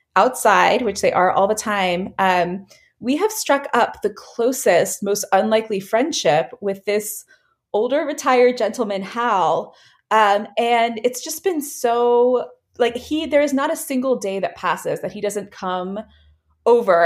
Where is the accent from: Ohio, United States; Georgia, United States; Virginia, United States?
Virginia, United States; moved away as an adult; also born or lived in Bay Area, California; we actually just moved back to Virginia, to our home state from California